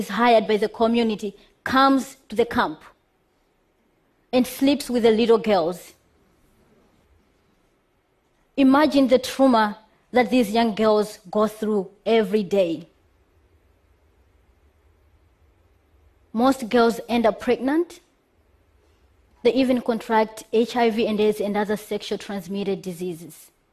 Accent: Malawi; I am from Malawi. Malawi is one of the poorest countries, very poor, where gender equality is questionable. Growing up in that country

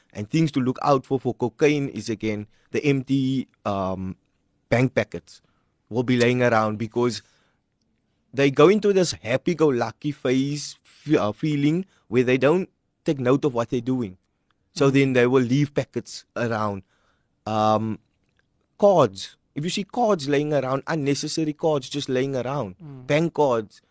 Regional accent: Cape Town, Western Cape, South Africa; our church that I grew up in is in Hanover Park

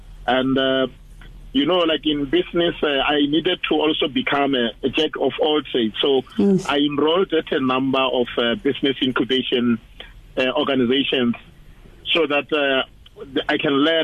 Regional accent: Limpopo, South Africa; moved away; I was born and bred in Limpopo province

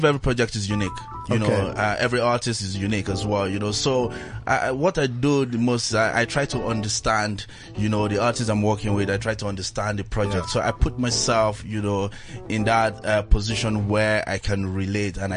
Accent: eastern Nigeria, Nigeria; I'm from Nigeria, the eastern part of Nigeria

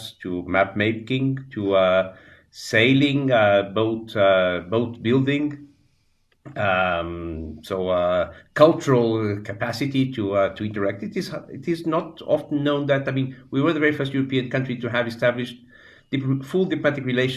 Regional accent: Lisbon, Portugal; I grew up in Portugal, in Lisbon

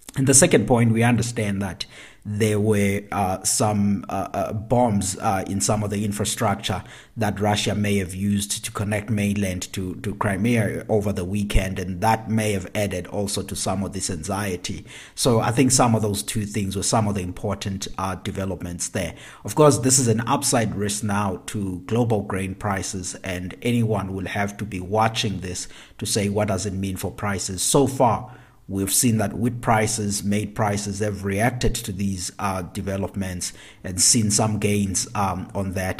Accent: South Africa; my home country, South Africa

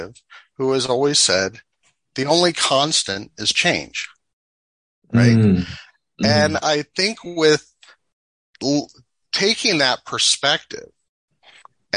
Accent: Washington, District of Columbia, United States; moved away as an adult; now in North Idaho, United States; I grew up in the Washington DC area, in the metro area, as a suburbanite.

